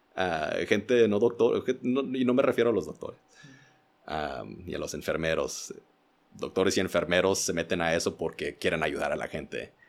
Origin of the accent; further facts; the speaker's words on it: Indiana, United States; now in Mexico; donde yo crecí en Indiana